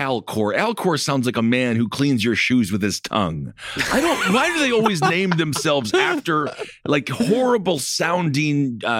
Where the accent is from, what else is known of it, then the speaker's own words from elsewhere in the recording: Wisconsin, United States; I'm from Wisconsin.